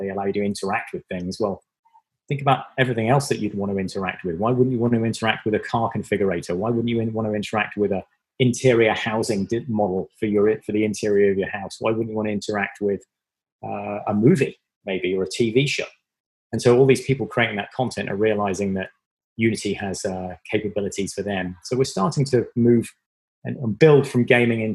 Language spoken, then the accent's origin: English; Devon, South West England, United Kingdom; moved away; It's from England. It's from the very southwest of England. I was born in Devon. It was a very rural community. I grew up, the places I grew up in England they're not even called villages.